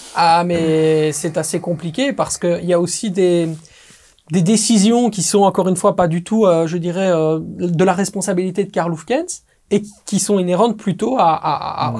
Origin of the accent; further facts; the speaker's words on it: Belgium; je suis belge